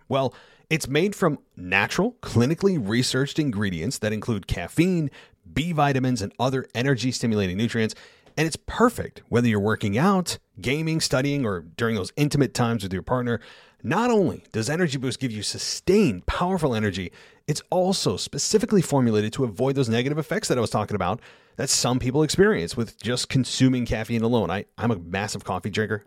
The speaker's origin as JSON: {"language": "English", "country": "United States", "said": "in the United States, given it's my, my home country"}